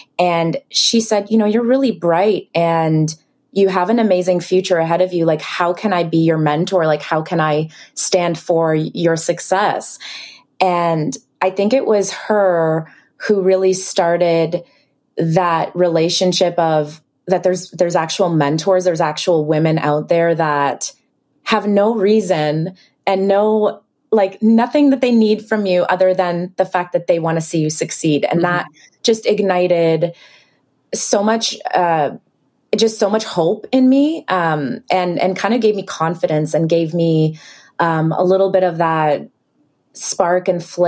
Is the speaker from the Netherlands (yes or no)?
no; Israel; English is a second language; also born or lived in Ukraine; now in Canada; I was born in Ukraine, then raised in Israel, then moved to Canada.